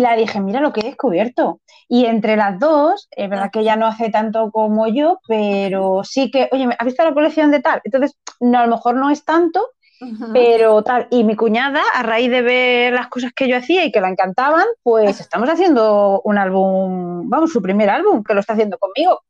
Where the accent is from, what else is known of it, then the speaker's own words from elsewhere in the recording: Madrid, Community of Madrid, Spain; yo soy de Madrid